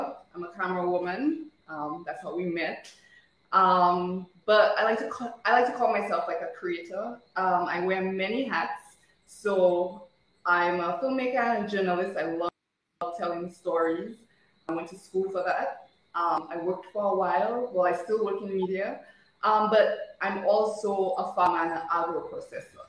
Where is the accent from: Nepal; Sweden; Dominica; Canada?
Dominica; Marigot; accent: Dominican; moved away as an adult; I grew up in Margaret